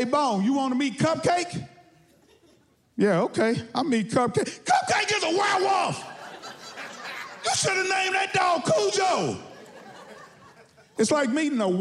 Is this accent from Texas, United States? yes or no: yes; Texas, United States; I'm from Texas